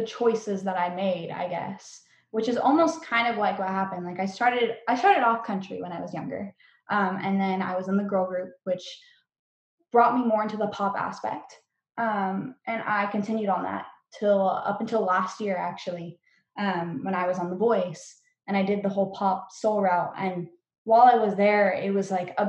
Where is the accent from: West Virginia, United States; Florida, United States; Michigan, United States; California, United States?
California, United States; Norco; I come from Norco, which is like Horsetown, USA